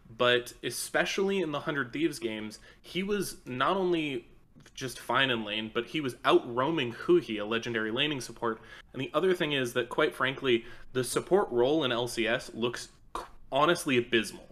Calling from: Austin, Texas, United States; I'm calling from Austin, Texas

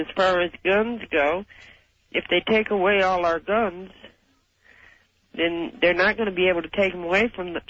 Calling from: Cheyenne, Wyoming, United States; I'm calling from Cheyenne, Wyoming.

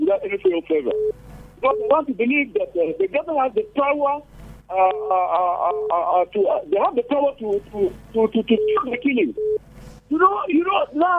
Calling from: Angola; I'm calling from Angola this evening.

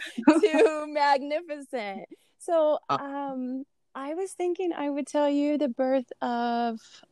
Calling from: New Mexico, United States; I am calling in from New Mexico.

